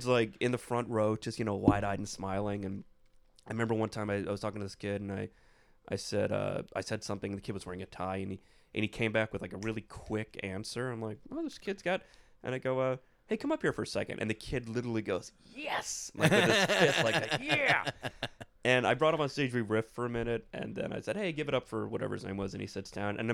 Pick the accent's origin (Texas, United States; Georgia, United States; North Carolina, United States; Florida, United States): Florida, United States; South; I grew up in South Florida, so I used to go on ships like every year with my family